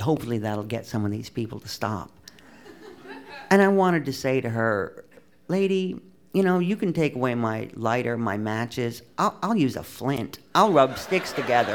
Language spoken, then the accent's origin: English; United States; moved away as an adult; now in France; I'm an American